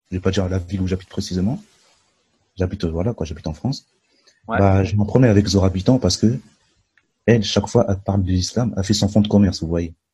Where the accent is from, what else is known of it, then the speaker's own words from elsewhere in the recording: Mali; Au Proche-Orient, au Mali, moi je suis originaire du Mali, il y a beaucoup de musulmans qui sont tués dans le nord du Mali.